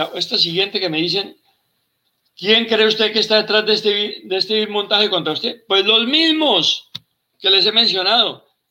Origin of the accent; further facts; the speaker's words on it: Colombia; Yo me siento como colombiano y como militar